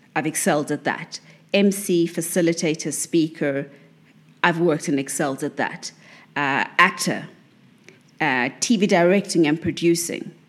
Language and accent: English; South Africa; as a South African